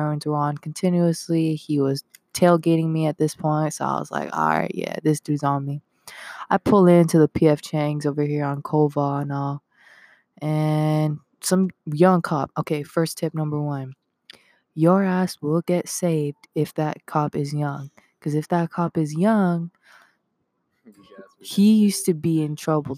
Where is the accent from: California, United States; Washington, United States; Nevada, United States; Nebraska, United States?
Nevada, United States; Henderson; I'm from Henderson, so I don't consider myself a Vegas kid